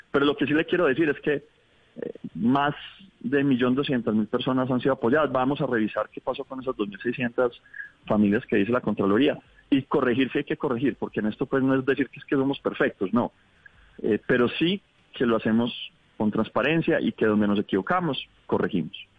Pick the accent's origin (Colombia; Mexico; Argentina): Colombia; hemos vivido como colombianos